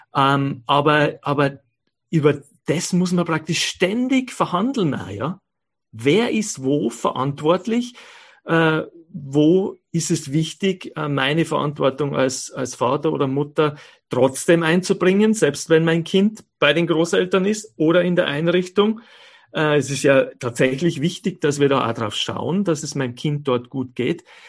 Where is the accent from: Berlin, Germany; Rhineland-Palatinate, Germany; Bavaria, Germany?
Bavaria, Germany; moved away as an adult; now in Innsbruck, Austria; meine Eltern äh, leben ja in Bayern und ich bin in Bayern aufgewachsen, lebe aber seit ähm, ähm, 30 Jahren